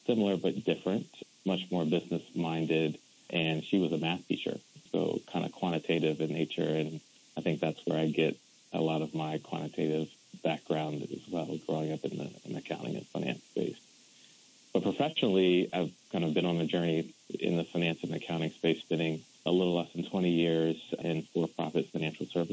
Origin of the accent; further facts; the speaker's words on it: Silver Spring, Maryland, United States; I'm from the Washington, D.C. area. I grew up in Silver Spring, Maryland